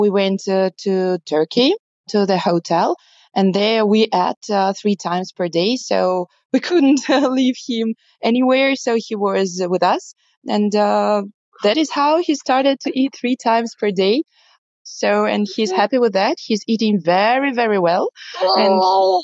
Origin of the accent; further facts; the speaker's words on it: Moscow, Russia; I'm from Russia, Moscow.